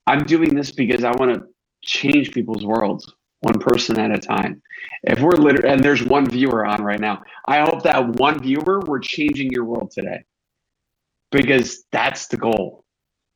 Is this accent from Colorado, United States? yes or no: no; Northern Illinois, United States; We're both from Northern Illinois